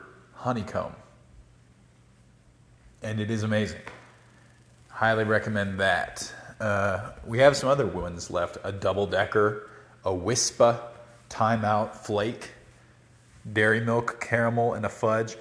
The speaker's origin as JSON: {"language": "English", "country": "United States", "said": "as an American in the UK"}